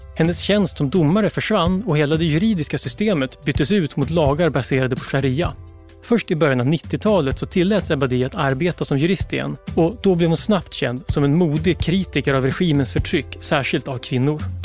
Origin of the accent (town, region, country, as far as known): Ludvika, Dalarna County, Sweden; born or raised there; also born or lived in Brazil